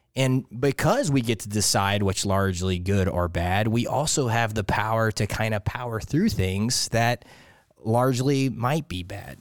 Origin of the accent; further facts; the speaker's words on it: Lake Charles, Louisiana, United States; moved away as an adult; I'm from Lake Charles, Louisiana. So it's uh, if you look at Louisiana, and most people call it the boot. I'm from the ankle of the boot